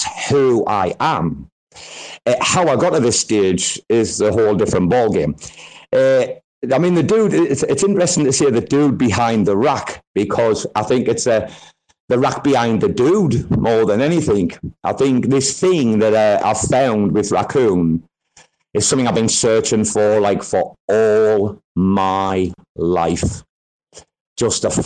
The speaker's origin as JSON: {"language": "English", "town": "Sunderland", "region": "North East England", "country": "United Kingdom", "also_born_or_lived": "Australia", "moved": "yes", "lives_now": "Thailand", "said": "a small city called Sunderland"}